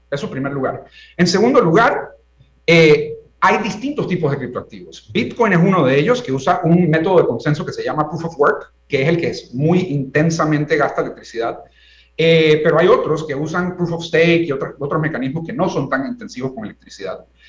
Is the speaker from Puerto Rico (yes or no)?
no; Panama; yo como panameño de una nueva generación